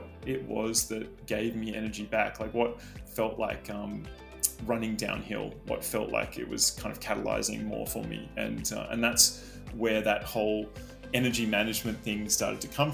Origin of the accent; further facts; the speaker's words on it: Sydney, New South Wales, Australia; moved away as an adult; also born or lived in New York; I was born in Sydney, Australia, and I still live in Sydney, Australia